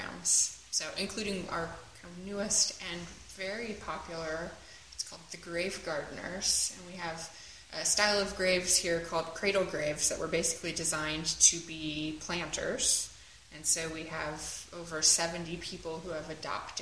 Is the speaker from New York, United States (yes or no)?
no; Nebraska, United States; now in Philadelphia, United States; I grew up in Nebraska